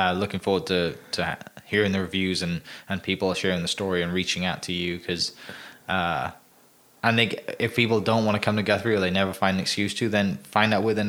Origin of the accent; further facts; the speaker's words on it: Wales, United Kingdom; moved away; I'm from Wales.